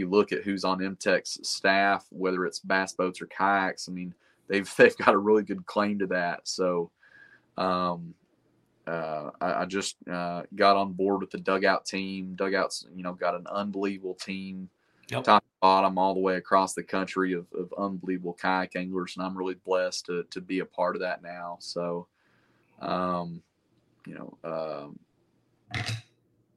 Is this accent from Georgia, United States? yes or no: no; Chattanooga area, Tennessee, United States; in what is essentially my hometown